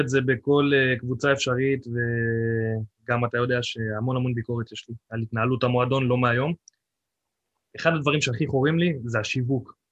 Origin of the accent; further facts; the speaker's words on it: the Krayot, Haifa District, Israel; now in Nesher, Israel; אני לא חיפאי, אני במקור קרייתי